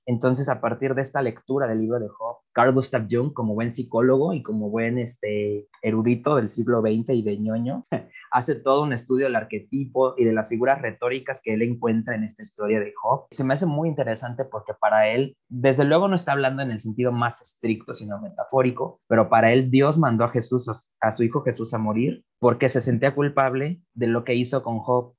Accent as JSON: {"language": "Spanish", "town": "Iguala", "region": "Guerrero", "country": "Mexico", "also_born_or_lived": "Cuernavaca", "said": "no soy de la Ciudad de México, vivo en la Ciudad de Iguala, de Cuernavaca y soy de Iguala"}